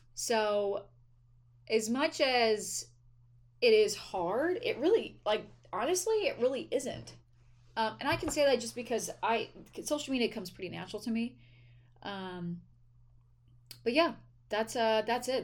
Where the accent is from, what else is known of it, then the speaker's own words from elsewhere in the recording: East Coast, United States; moved away as an adult; also born or lived in Delaware; now in California, United States; I'm from the East Coast. I used to live on the East Coast